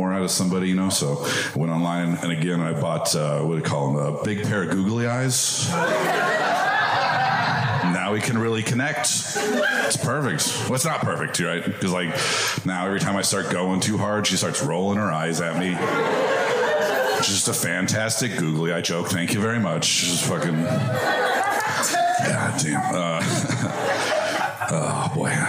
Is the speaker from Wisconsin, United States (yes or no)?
no; Medford, Oregon, United States; I'm from the Dirty South